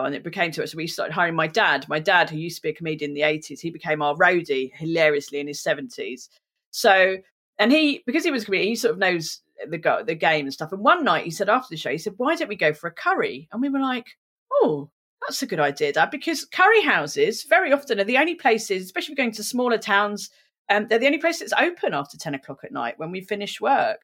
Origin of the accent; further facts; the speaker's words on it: England, United Kingdom; I'm English.